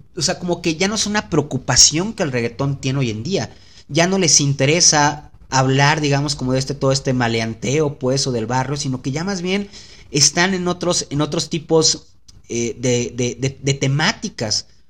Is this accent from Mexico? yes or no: yes; Veracruz, Mexico; yo soy de Veracruz.